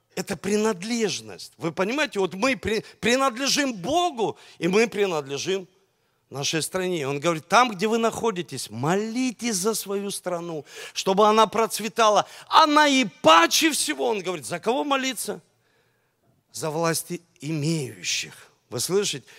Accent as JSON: {"language": "Russian", "country": "Russia", "said": "у нас двойное гражданство – России"}